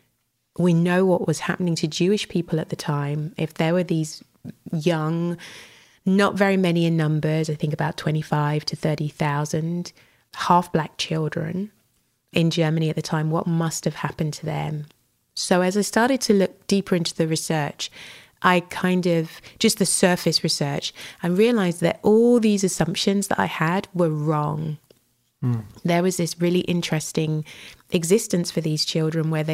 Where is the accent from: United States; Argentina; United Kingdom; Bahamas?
United Kingdom; I'm a Brit, born and bred